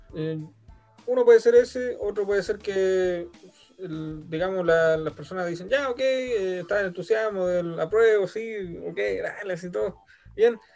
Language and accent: Spanish; Chile; fui ahí como típico chileno